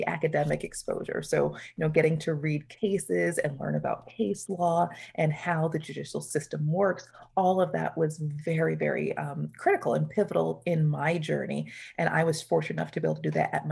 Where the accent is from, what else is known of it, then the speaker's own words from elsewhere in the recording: Newburgh, New York, United States; the town that I grew up is in Newburgh, New York